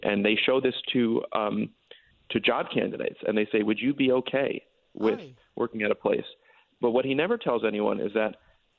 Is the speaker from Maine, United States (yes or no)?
no; Stamford, Connecticut, United States; I grew up in Stamford, yes.